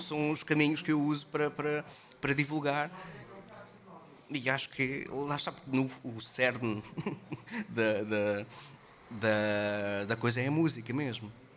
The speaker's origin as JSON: {"language": "Portuguese", "town": "Caldas da Rainha", "region": "Centro", "country": "Portugal", "also_born_or_lived": "Lisbon", "moved": "yes", "said": "Eu sou das Calas da Rainha."}